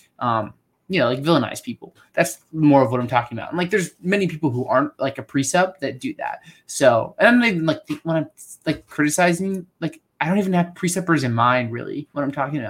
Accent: Penn State, Pennsylvania, United States; now in Lynchburg, United States; I like Penn State cause that's where I grew up

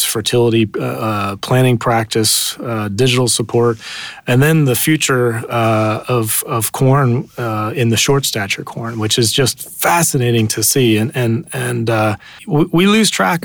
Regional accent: southern New Jersey, United States; moved away as an adult; also born or lived in Indiana / Silicon Valley; I grew up actually in a little farm in southern New Jersey

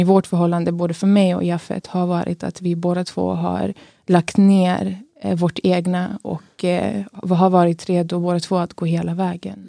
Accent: Kristianstad, Skåne, Sweden; jag kommer från Skåne, från, mig, från Kristianstad.

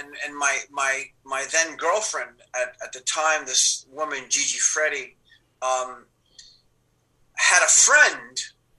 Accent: Cuba; and you know, we came from Cuba. We didn't have a lot.

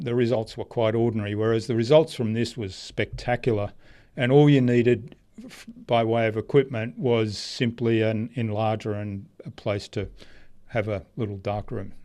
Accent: Australia; also born or lived in Germany; I grew up in Australia.

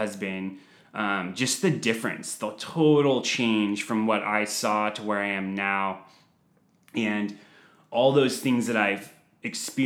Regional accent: San Diego, California, United States; I'm 36 years old, born and raised in San Diego

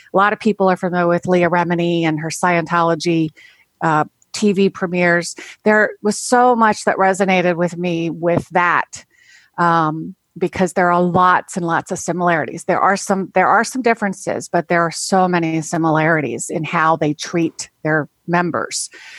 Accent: Maryland, United States; I am from Maryland, as you said.

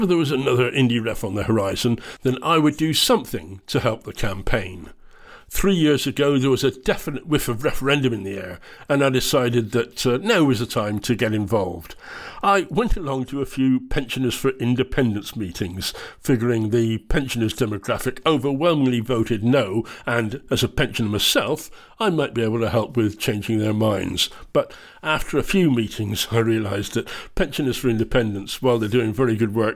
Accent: England, United Kingdom; moved away as an adult; now in Scotland, United Kingdom; I'm English. I lived in England for the first 32 years of my life

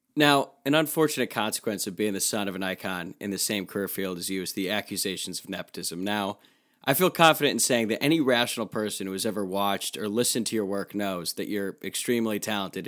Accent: Louisville, Kentucky, United States; I'm from Louisville

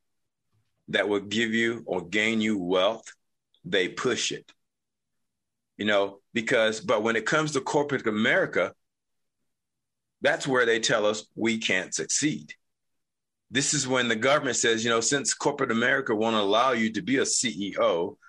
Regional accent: North Carolina, United States; now in Utah, United States; I'm actually from originally North Carolina

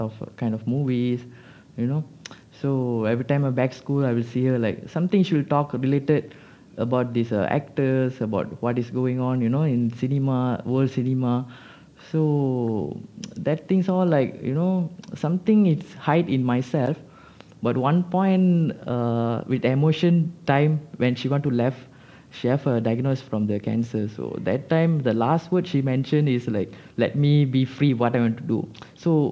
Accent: Malaysia; As a Malaysian

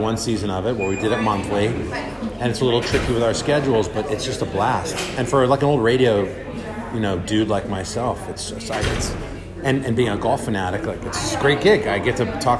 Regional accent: Los Angeles, California, United States; I love Riviera Country Club in LA. It's where I'm from. It's my hometown. I grew up playing golf there

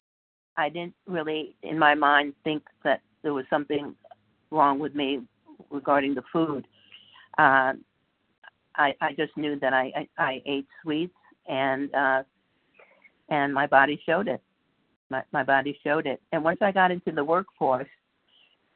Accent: New York, United States; now in California, United States; I grew up in New York, and I was a chubby, cute little kid

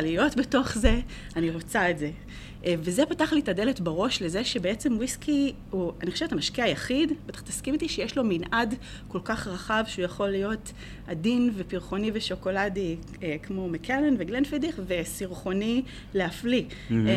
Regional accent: Israel; moved away as an adult; also born or lived in England / New Jersey, United States; now in United States

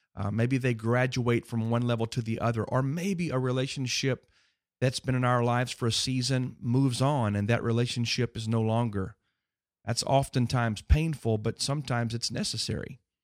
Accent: Houston, Texas, United States; growing up on Berry Creek in Houston, Texas

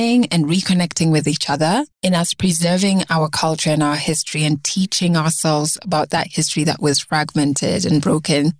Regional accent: Nairobi, Kenya; also born or lived in Ugenya; I was born and brought up in Nairobi in a family of three girls.

